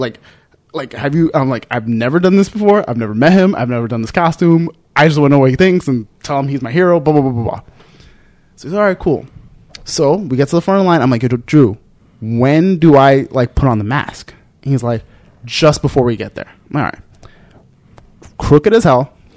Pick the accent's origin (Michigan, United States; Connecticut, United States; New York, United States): New York, United States; New York City; I'm some kid from the Bronx